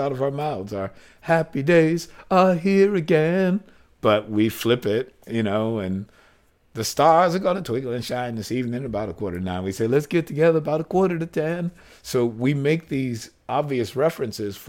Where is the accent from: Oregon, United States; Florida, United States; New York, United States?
New York, United States; New York City; not only did my parents have tons of gay friends, but I'm from Greenwich Village